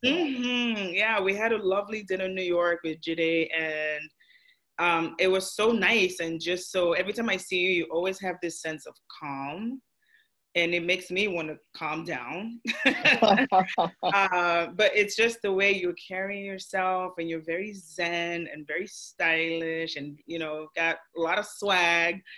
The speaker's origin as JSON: {"language": "English", "country": "Nigeria", "said": "I'm Nigerian"}